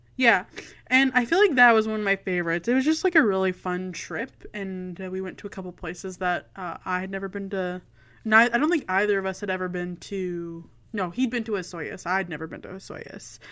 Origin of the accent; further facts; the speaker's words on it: Canada; as a Canadian